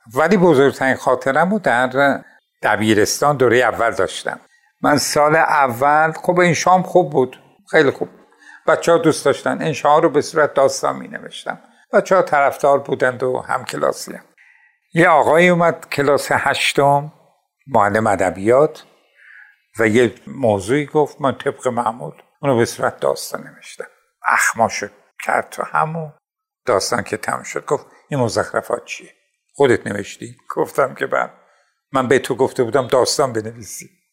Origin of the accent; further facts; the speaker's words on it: Tabriz, East Azerbaijan, Iran; فروردین 32 در تبریز به دنیا اومدم در یکی از محلات قدیمی تبریز به دنیا اومدم